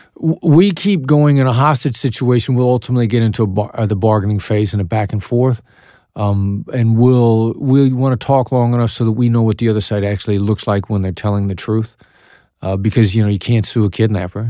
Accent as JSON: {"language": "English", "region": "Iowa", "country": "United States", "also_born_or_lived": "Kansas City, Missouri", "accent": "Iowa accent", "moved": "yes", "said": "I know that my accent gives me away. I'm from Iowa. I definitely have the Iowa accent"}